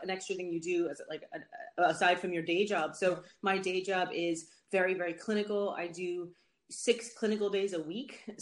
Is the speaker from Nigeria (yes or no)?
no; Netherlands; moved away as an adult; also born or lived in United States; now in London, United Kingdom; I'm originally from Holland, and that's where mm, I lived when I was younger. And then after I left the states, I went back to Holland. But then I came to sorry, I came to London for medical school, and I just stayed